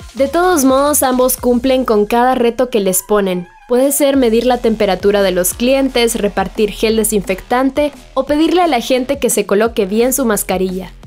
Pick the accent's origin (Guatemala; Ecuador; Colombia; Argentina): Guatemala; Chiquimula; soy del departamento de Chiquimula